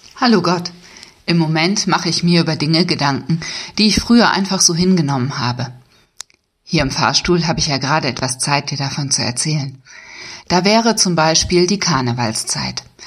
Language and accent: German; Germany; now in Lippstadt, Germany; ich als Friesin